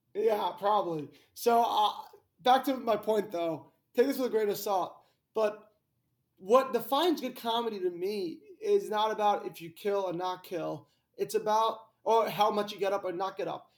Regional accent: Greenwich, Connecticut, United States; I'm from Greenwich, Connecticut

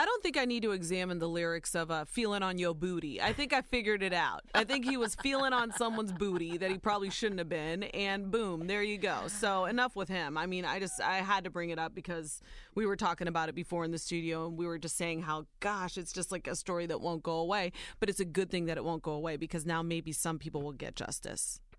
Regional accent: Ohio, United States; Soy Nicaragüense, but I was born and raised in Ohio.

